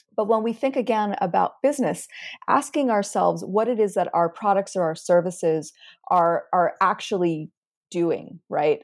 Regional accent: United States; also born or lived in Cairo, Egypt; I'm an American scientist

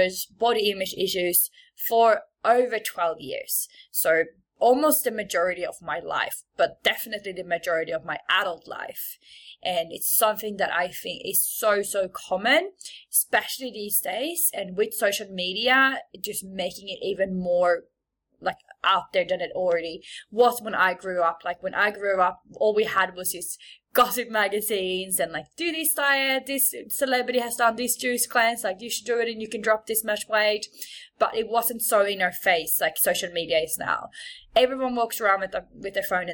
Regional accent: Sweden; moved away as an adult; also born or lived in Bondi, Australia; now in Sydney, Australia; I am from Sweden. So if there's ever something that you don't understand or you're like, what is this accent?

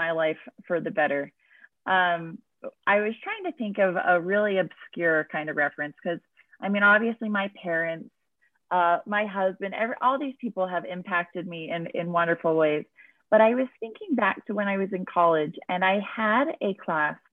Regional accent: New Jersey, United States; I grew up in New Jersey

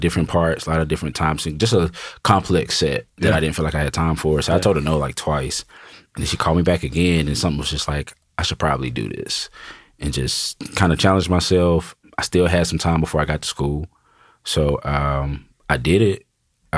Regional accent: Wilson, North Carolina, United States; moved away as an adult; also born or lived in Raleigh, North Carolina / Charlotte, North Carolina; now in Nashville, United States; Born and raised in Wilson, North Carolina, small town, east side of North Carolina

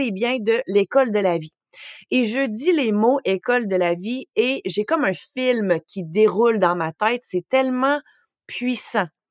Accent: Quebec, Canada; first language French; moved away as an adult; J'ai quitté le Québec à l'âge de 18 ans

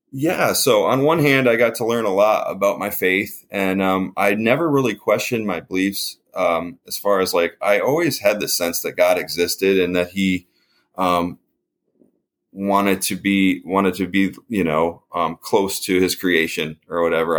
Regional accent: Canisteo, New York, United States; I grew up in a little town, uh, like near a town called Rochester. This is a little suburb type, like little place, more cows than people, called Canisteo, New York

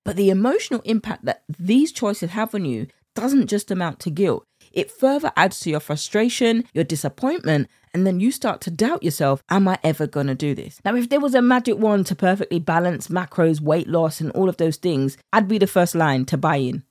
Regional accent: United Kingdom; accent: British; my British accent

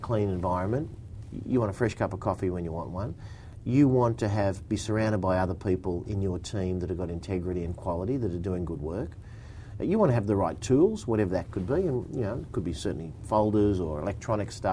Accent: Bexley, New South Wales, Australia; I grew up in Bexley.

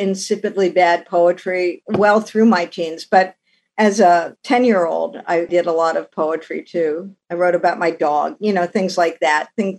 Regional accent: Ohio, United States; It was a steel town when I was growing up, so we had these beautiful magenta sunsets.

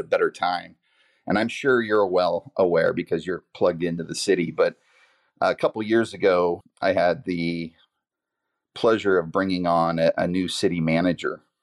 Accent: Vacaville, California, United States; I grew up here in Vacaville.

